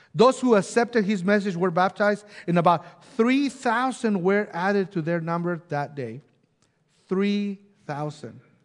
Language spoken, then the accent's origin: English; Mexico; now in Bella Vista, United States; growing up in Mexico and then moving to different places and then now end up in Bella Vista